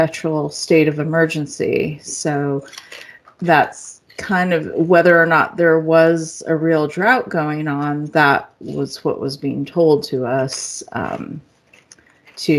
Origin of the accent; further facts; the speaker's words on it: Berkeley, California, United States; moved away; while I was living there and growing up in Berkeley, in the surrounding areas, we pretty much stayed on the East Bay, Berkeley, El Cerrito, Richmond areas